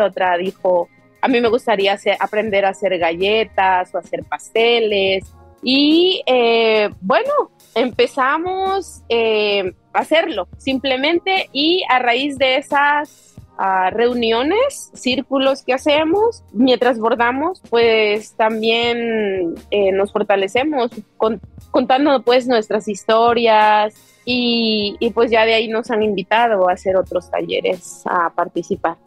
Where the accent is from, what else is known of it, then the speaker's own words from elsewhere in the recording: Tlapanalá, Puebla, Mexico; moved away as an adult; also born or lived in Corona, Queens, New York; now in New York, United States; soy del, del, estado de Puebla, de un ranchito que se llama Astla y pertenece a Tlapanalá, azúcar de Matamoros, Puebla